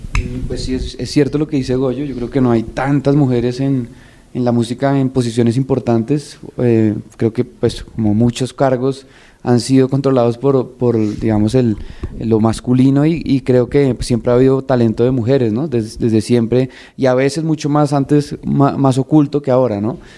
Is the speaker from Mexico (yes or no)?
no; Colombia